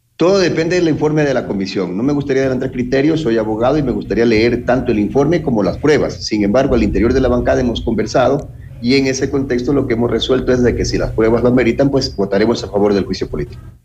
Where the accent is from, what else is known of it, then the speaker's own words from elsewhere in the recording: Ecuador; nosotros, como ecuatorianos